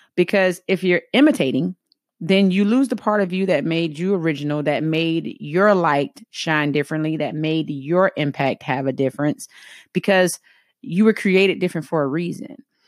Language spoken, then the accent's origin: English; the South, United States; accent: heavy Southern; I'm from the South